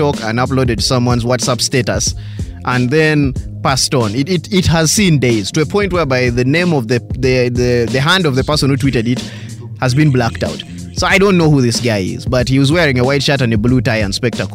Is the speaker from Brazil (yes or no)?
no; Uganda; I'm pure conk black Ugandan